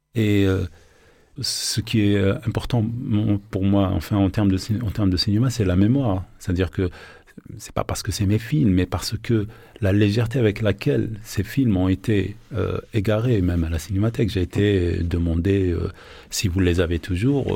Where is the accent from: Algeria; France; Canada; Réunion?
Algeria; born or raised there